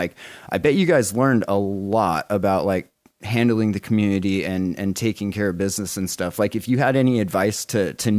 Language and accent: English; Montana, United States; also born or lived in Oregon; now in Eugene, United States; Originally from Montana, but yeah, I live in Oregon